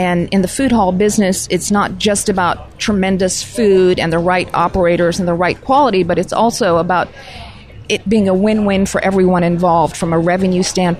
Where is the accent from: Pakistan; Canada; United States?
Pakistan; born there; also born or lived in all over the world; Growing up overseas, I was born in Pakistan and grew up all over the world, and really got tremendous exposure to various cultures everywhere